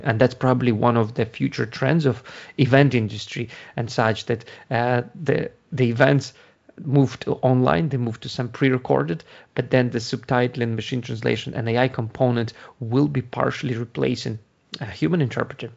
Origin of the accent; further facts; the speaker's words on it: Ukraine; English is a second language; moved away as an adult; now in Ireland; Originally, I'm from Ukraine. That's, that's, uh, where you get, uh, hear the accent, but I've been, uh, living in Ireland for the past eleven year, uh, eighteen years